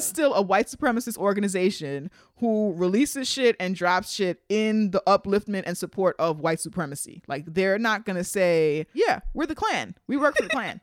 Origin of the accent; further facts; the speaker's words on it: New York City, New York, United States; we're from New York